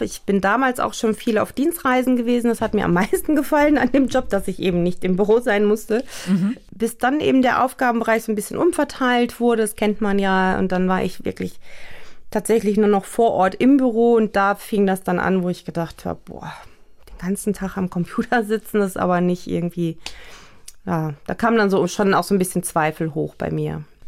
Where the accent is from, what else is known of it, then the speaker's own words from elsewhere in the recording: Germany; ich bin in Deutschland geboren, zwar auch türkisch, aber schon auch sehr europäisch westlich eingestellt